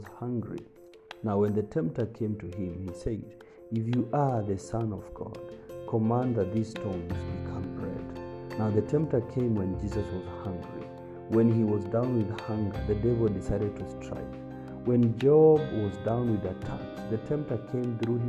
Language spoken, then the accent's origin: English; Kitui County, Kenya; growing up in Kitui County, we would find dead snakes by the roadside